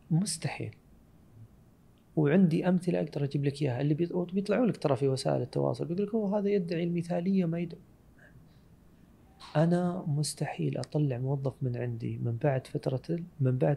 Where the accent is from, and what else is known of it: Saudi Arabia